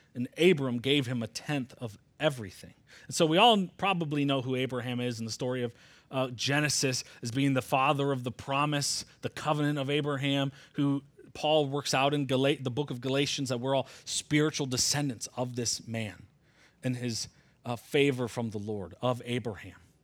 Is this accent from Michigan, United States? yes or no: yes; Michigan, United States; I'm from Michigan